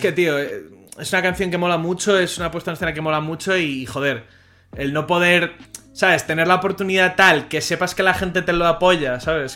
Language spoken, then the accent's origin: Spanish; Spain; Como español